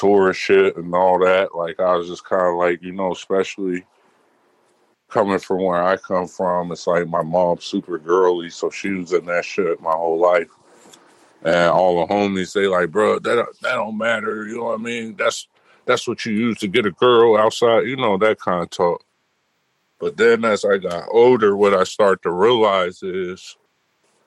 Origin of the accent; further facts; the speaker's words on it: Midwest, United States; growing up in the Midwest